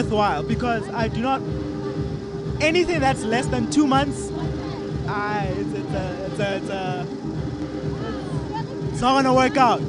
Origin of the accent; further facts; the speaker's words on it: Tembisa, Gauteng, South Africa; also born or lived in Alexandra / Olifantsfontein; I've moved a lot, but I've spent the bulk of my years in Tembisa surrounding areas